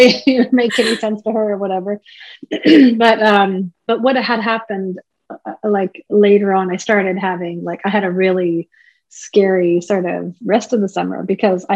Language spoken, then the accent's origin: English; Prince George, British Columbia, Canada; I'm from the beautiful village of Nadlewetan First Nation, which is located about an hour and a half west of Prince George in BC